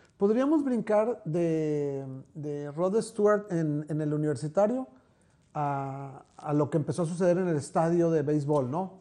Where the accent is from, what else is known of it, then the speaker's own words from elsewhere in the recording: Monterrey, Nuevo León, Mexico; estábamos los del centro